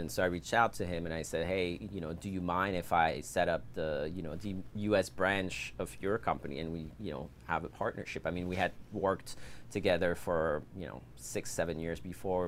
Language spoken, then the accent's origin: English; suburbs of Paris, Île-de-France, France; moved away as an adult; now in San Diego, United States; originally I'm French. Uh, I grew up in Paris, I mean, on the suburbs of Paris. And I moved here to San Diego in two thousand eleven.